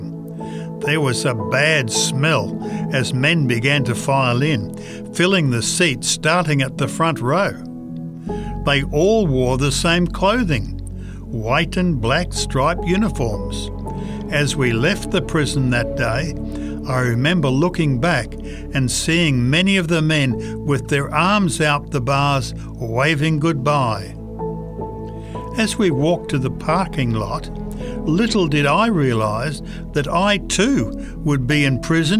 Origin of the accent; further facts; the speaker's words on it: Chicago, Illinois, United States; Raised in the Chicago area as a youth, I was taught to pray and have worship